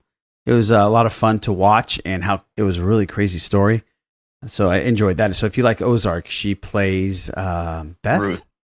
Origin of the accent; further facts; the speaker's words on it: Iran; No, I'm from Iran.